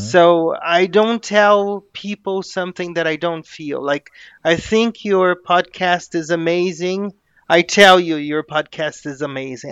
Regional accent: Brazil; I am a Brazilian native

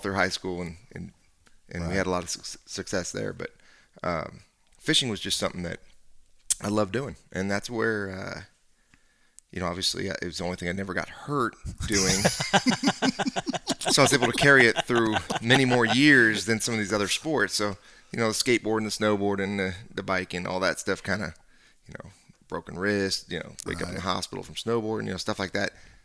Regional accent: San Francisco Bay Area, California, United States; we grew up in the San Francisco Bay Area

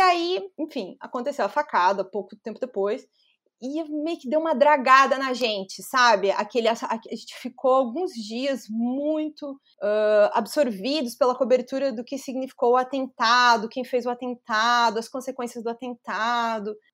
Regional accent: Chapecó, Santa Catarina, Brazil; moved away as an adult; also born or lived in São Carlos, Santa Catarina / Florianópolis; eu nasci em São Carlos, é, que é uma cidade que fica cerca de uns, sei lá, uma hora mais ou menos de Chapecó

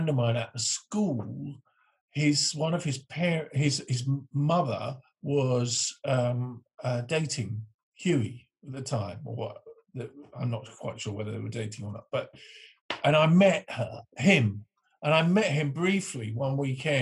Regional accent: Northamptonshire, East Midlands, United Kingdom; I grew up in the Northamptonshire, left school at 16, joined the band

